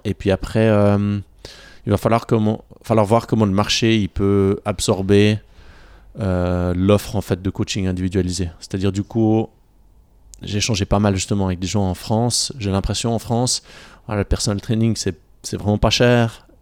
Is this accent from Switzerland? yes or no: yes; Bavois, Vaud, Switzerland; also born or lived in Yverdon; j'ai grandi juste à côté, j'ai grandi à Bavois